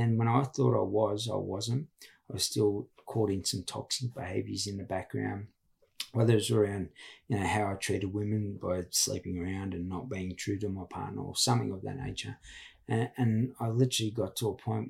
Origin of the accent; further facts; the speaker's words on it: Sydney, New South Wales, Australia; also born or lived in Walgett; That's my hometown. But I grew up in Redfern